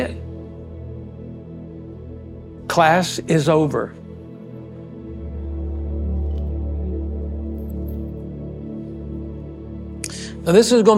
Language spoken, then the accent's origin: English; West Texas, United States; I'm from West Texas